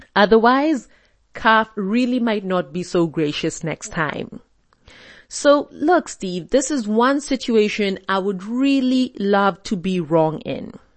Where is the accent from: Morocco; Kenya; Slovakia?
Kenya; being Kenyan